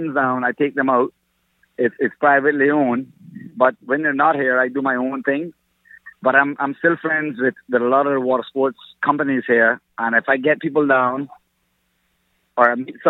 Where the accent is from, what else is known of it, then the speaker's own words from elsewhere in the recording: Bay Islands, Honduras; also born or lived in Grand Cayman, Cayman Islands; now in Cayman Islands; I'm actually from the Bay Islands, Honduras, but I've lived here 35 years of my life.